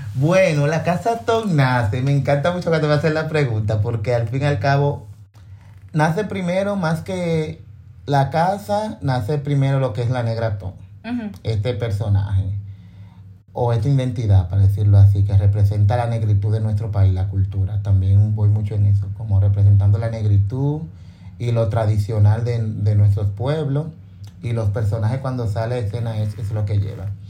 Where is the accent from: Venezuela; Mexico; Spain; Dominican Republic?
Dominican Republic; todos somos negros, todos somos dominicanos